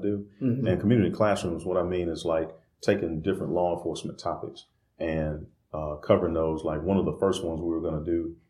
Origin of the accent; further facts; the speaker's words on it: Greensboro, North Carolina, United States; I grew up right here in Northeast Greensboro. All my life, went through the Greensboro City Schools at that time